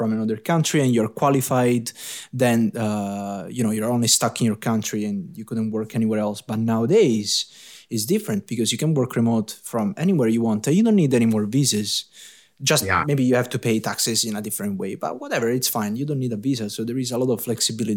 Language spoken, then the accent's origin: English; Italy; accent: Italian; English is a second language; my Italian accent